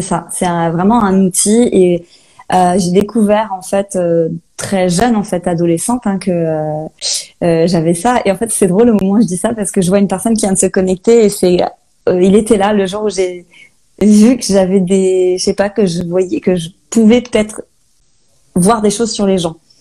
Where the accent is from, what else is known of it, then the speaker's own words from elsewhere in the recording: Saint-Malo, Brittany, France; moved away as an adult; also born or lived in Australia; now in Rennes, France; je suis Malouine de Saint-Malo. Euh, voilà, j'ai grandi là-bas.